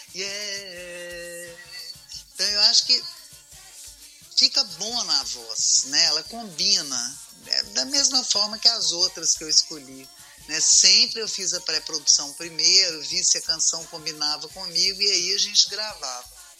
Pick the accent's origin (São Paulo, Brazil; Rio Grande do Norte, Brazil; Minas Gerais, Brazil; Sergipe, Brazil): Minas Gerais, Brazil; eu sou mineira